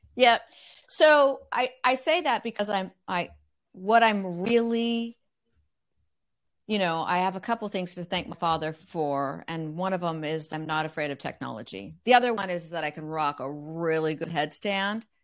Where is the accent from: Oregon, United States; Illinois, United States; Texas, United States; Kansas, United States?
Oregon, United States; Corvallis; also born or lived in Eugene, Oregon; we moved from Eugene, Oregon to Corvallis, Oregon